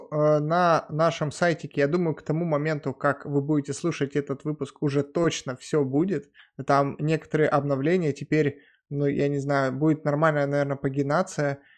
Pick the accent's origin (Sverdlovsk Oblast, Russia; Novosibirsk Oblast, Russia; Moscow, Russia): Novosibirsk Oblast, Russia; Novosibirsk; я из Новосибирска.